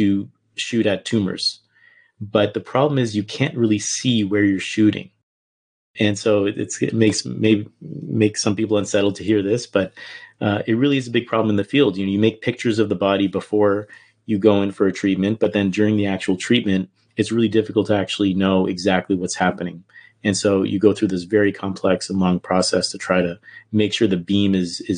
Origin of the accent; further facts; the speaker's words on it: Canada; moved away as an adult; I'm from Canada